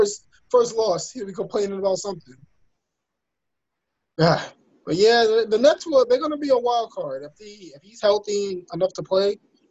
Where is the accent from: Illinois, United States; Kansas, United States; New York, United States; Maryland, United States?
New York, United States; New York City; I'm embarrassed that I'm from Brooklyn.